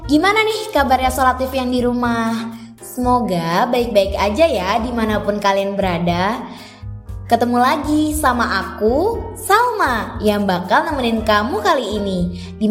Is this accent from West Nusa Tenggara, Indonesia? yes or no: yes; Bima, West Nusa Tenggara, Indonesia; now in Yogyakarta, Indonesia; Asal aku dari Bima, Nusa Tenggara Barat Terus saat ini aku kuliah di Universitas Islam Indonesia